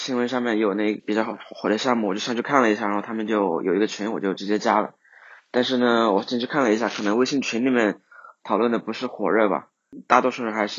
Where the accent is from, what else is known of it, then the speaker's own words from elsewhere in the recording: Hunan, China; 我来自湖南，